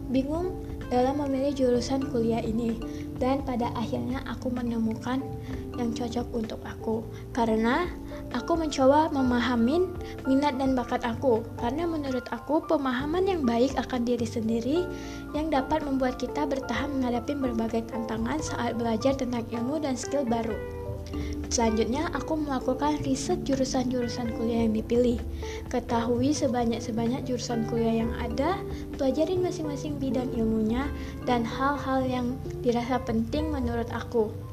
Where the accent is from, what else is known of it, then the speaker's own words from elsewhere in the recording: North Sumatra, Indonesia; Aku berasal dari Sumatera Utara.